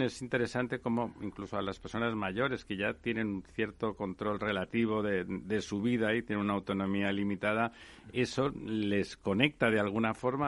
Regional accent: Barcelona, Catalonia, Spain; now in Madrid, Spain; yo soy de, Barcelona, aunque soy ya madrileño de adopción

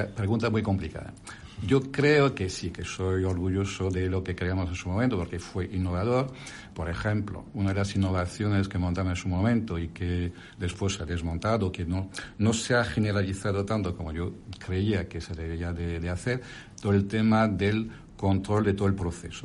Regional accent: France; accent: French; Spanish is a second language; moved away as an adult; now in Spain; como mi acento y mi nombre lo indica, soy francés de origen, pero ahora ya soy más español que, que, francés, porque ya he pasado más de la mitad de mi vida en España

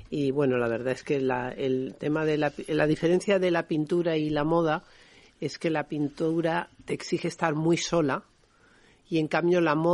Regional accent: Madrid, Community of Madrid, Spain; yo nací en Madrid.

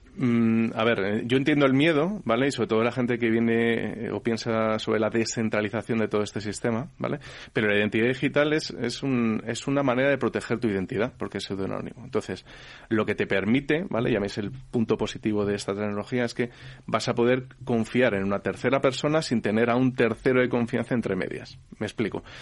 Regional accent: Spain; esto es en España, que somos un país europeo que somos, se supone que bastante avanzados

